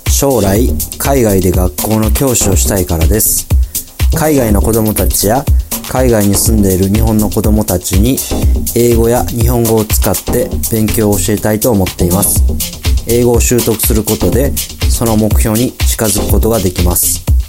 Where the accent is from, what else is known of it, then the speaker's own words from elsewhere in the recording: Kyoto, Japan; English is a second language; I'm from Kyoto, Japan.